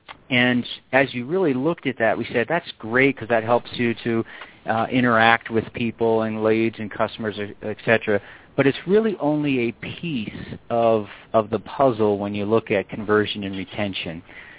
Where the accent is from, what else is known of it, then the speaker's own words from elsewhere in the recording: East Coast, United States; now in Colorado, United States; And that's what actually got me out here to Colorado, which is kind of nice. I'm originally from the East Coast.